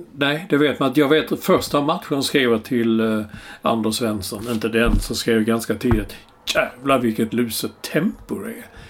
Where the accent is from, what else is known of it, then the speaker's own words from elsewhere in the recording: Skåne, Sweden; vi är skåningar.